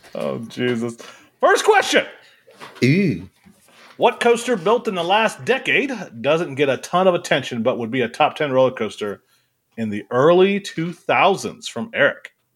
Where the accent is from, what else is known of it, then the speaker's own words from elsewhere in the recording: Ohio, United States; I'm from Ohio